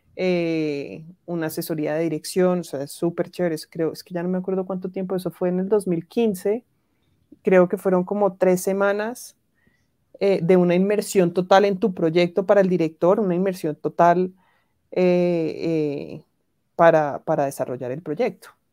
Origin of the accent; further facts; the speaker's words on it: Cali, Valle del Cauca, Colombia; also born or lived in France; yo soy de Cali